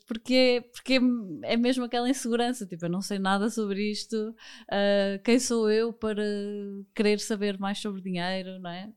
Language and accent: Portuguese; Porto, Norte, Portugal; sou do Porto